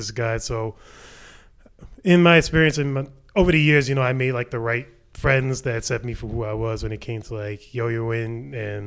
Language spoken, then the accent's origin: English; New York City, New York, United States; I'm from the Bronx, born and raised